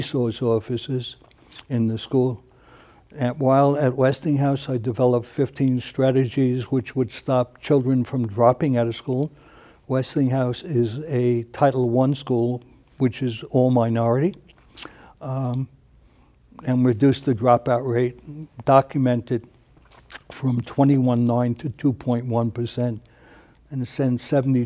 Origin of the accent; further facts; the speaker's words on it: New York City, New York, United States; moved away as an adult; now in Albuquerque, United States; I was raised in New York City and spent all my professional life working in New York City high schools